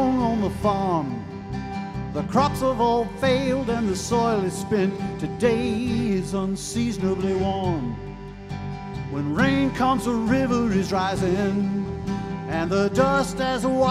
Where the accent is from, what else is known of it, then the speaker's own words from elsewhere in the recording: Louisiana, United States; we're actually from Louisiana